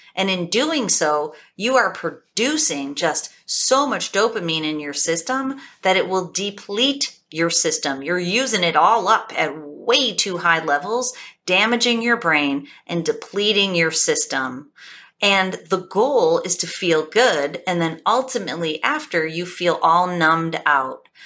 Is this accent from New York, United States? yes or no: yes; Buffalo, New York, United States; I'm from Buffalo, New York.